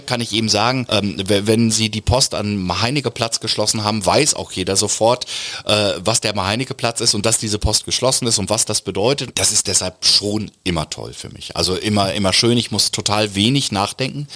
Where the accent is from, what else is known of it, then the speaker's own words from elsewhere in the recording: Lower Saxony, Germany; dieses sehr ruhige, gelassene, abwartende ist natürlich sehr niedersächsisch